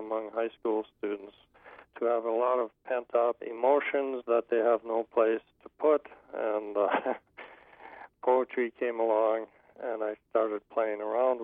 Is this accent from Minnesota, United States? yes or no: yes; Marshall, Minnesota, United States; also born or lived in Moorhead, Minnesota; now in Alvarado, United States; I grew up in the southwestern part of Minnesota, Marshall, Minnesota